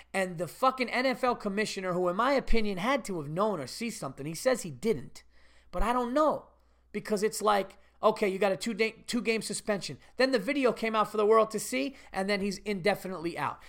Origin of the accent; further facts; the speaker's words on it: Westchester, New York, United States; I'm from Westchester too